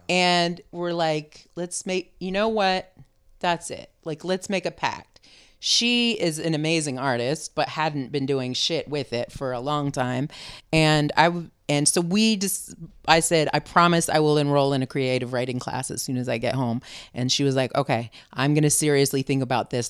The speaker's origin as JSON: {"language": "English", "town": "San Francisco", "region": "California", "country": "United States", "also_born_or_lived": "Vermont / Richmond, California", "moved": "as an adult", "lives_now": "Oakland, United States", "said": "I still claim being from San Francisco"}